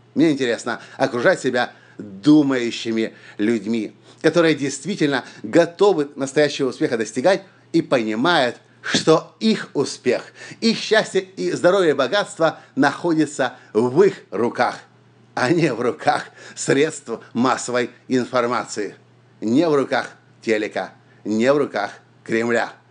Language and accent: Russian; Ukraine; я из Украины